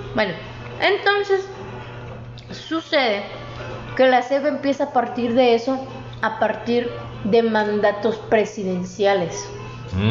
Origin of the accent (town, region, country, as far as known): Mexico